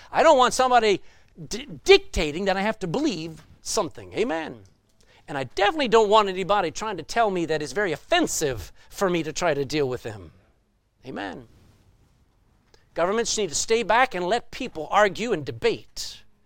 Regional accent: Texas, United States; I'm a Texan

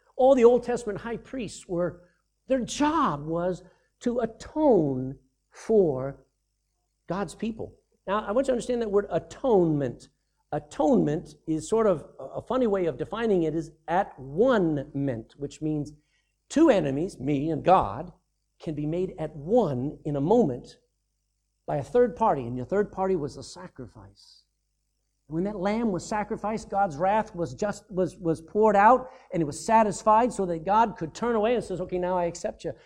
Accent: Texas, United States; I'm no longer a Texan. Yeah, I was born in Texas

